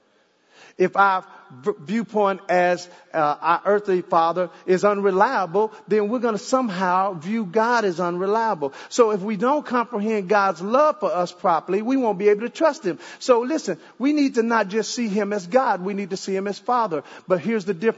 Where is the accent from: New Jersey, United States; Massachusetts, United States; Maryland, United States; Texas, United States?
Texas, United States; Dallas; also born or lived in Jamaica / Ohio; now in Arlington, United States; I'm from Dallas